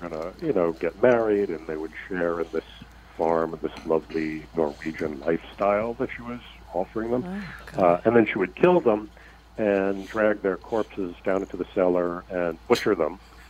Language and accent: English; New York City, New York, United States; I grew up in New York City in the Bronx.